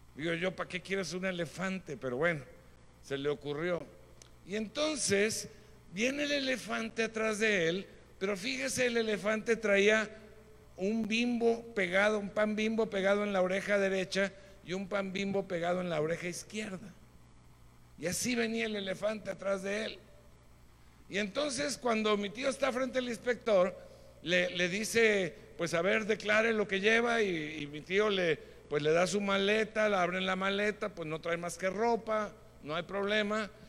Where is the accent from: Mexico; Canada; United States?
Mexico; Nosotros como mexicanos tenemos características muy buenas.